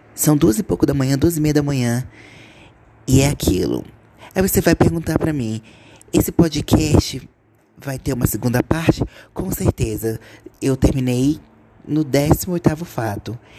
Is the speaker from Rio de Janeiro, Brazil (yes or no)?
no; Gama, Federal District, Brazil; Eu sou de Brasília